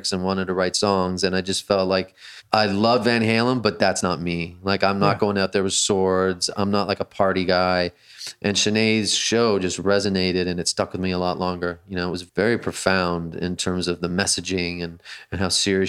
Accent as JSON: {"language": "English", "country": "Canada", "tie": "born or raised there", "said": "I grew up in Canada"}